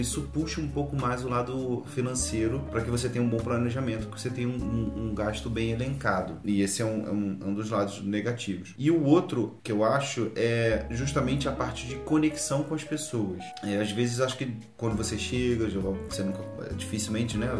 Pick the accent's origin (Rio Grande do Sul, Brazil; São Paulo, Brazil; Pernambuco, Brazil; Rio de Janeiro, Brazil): Rio de Janeiro, Brazil; a gente é do Rio